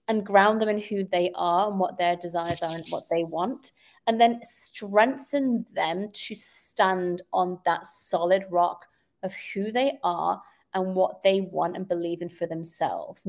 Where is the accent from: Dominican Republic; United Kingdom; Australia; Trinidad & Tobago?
United Kingdom; moved away; I grew up in the United Kingdom where we take really major exams at the age of 16